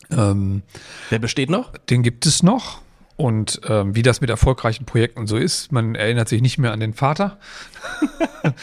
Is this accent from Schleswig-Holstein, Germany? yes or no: yes; Kiel, Schleswig-Holstein, Germany; Ich komme auch aus Kiel, Stunde 20 plus ein Döner zwischendurch.